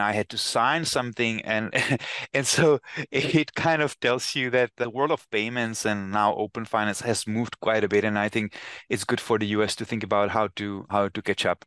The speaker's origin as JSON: {"language": "English", "country": "Czechia", "tie": "born or raised there", "moved": "as an adult", "lives_now": "United States", "said": "I come from Czech Republic, and I remember when a while ago I went back to my hometown, which is very small hometown"}